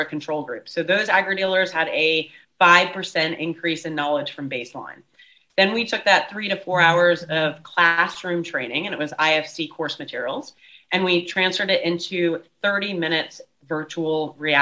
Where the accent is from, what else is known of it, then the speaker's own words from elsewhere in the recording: United States; moved away as an adult; now in Cape Town, South Africa; I'm American, but moved nearly 17 years ago, actually, to South Africa